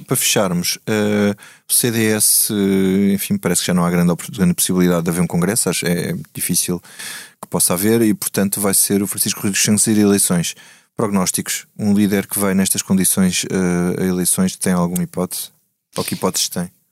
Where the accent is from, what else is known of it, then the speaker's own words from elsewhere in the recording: Grândola, Alentejo, Portugal; minha terra